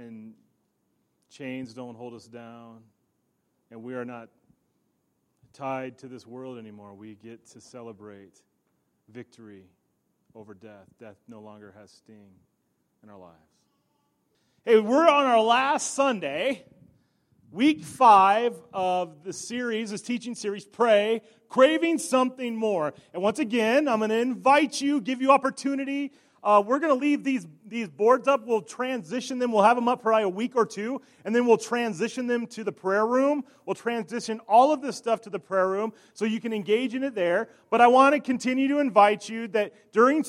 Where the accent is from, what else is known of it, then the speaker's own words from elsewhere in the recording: York, Nebraska, United States; in my hometown that I grew up in, York, Nebraska